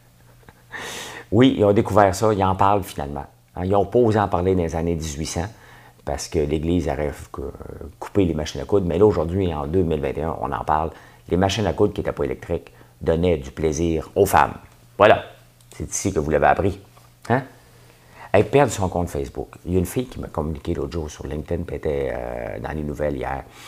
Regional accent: Quebec, Canada; je suis québécois.

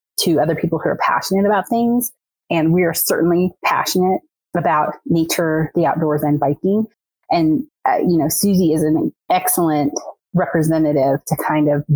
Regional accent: Northwest Arkansas, United States; moved away; also born or lived in Louisiana / Colorado; I grew up in Arkansas, in Northwest Arkansas, so I've seen the changes over the past 25 years

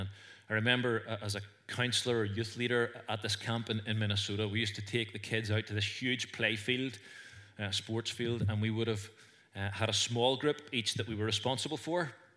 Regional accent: Northern Ireland, United Kingdom; accent: Northern Irish; I had a Northern Irish accent

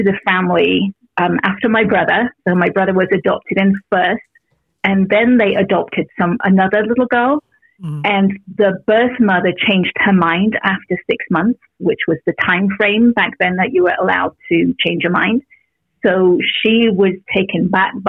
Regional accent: England, United Kingdom; moved away as an adult; now in California, United States; I'm originally from England. I live in California now

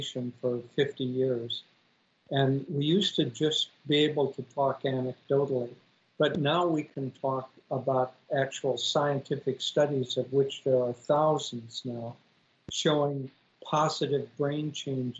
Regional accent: Minnesota, United States; I grew up in Minnesota

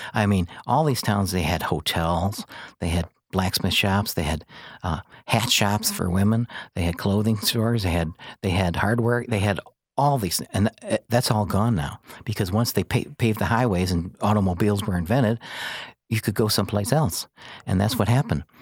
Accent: Joliet, Illinois, United States; also born or lived in Naperville / Kankakee; now in Herscher, United States; I was born in Joliet

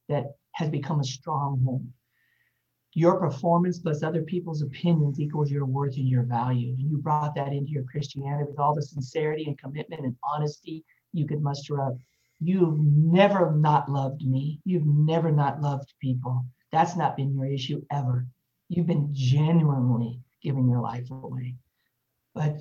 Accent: Denver, Colorado, United States; moved away as an adult; now in Texas, United States; I was born in Denver, Colorado.

